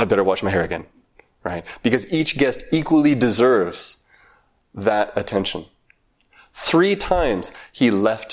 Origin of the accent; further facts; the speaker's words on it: Montana, United States; When I was very young, maybe 8 or 9 years old, I grew up in Montana.